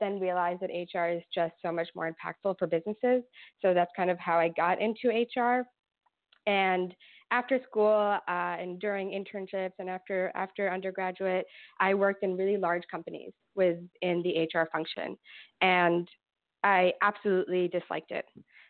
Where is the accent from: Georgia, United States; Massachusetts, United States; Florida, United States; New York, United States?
New York, United States; Brooklyn; now in Ithaca, United States; So originally from Brooklyn, I'm wearing my Brooklyn t-shirt now to represent because I'm very far away from there.